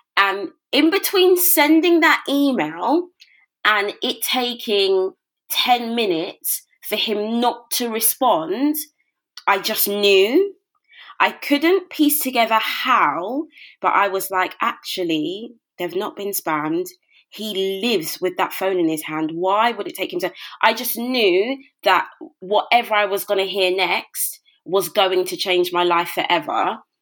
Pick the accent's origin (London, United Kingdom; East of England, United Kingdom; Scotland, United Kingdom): London, United Kingdom; moved away as an adult; now in Milton Keynes, United Kingdom; Born and raised in Brixton, South London